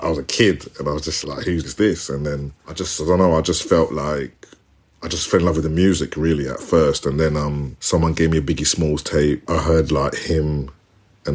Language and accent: English; London, United Kingdom; also born or lived in Ghana; I'm born and raised like in Tottenham.